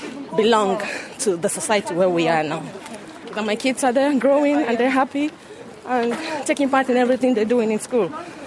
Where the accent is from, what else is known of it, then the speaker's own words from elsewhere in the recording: Nigeria; moved away as an adult; now in Limerick, Ireland; I come from Nigeria, and I've been in Ireland, in Limerick here, 10 years ago.